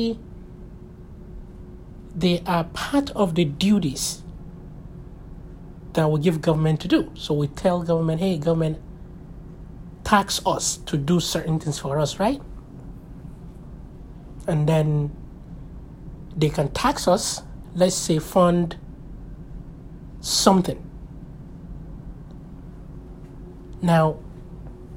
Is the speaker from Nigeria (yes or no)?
yes; Nigeria; I was born in Nigeria